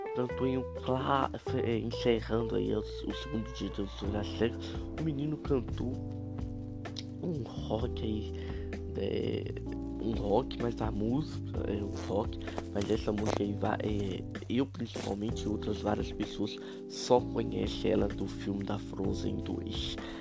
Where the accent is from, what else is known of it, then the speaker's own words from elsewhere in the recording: Minas Gerais, Brazil; eu sou de Minas Gerais